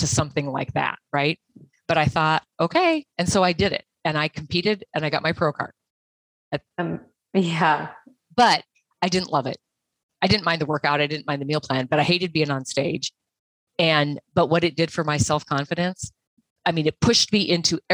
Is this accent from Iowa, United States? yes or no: no; Montana, United States; I'm from Montana.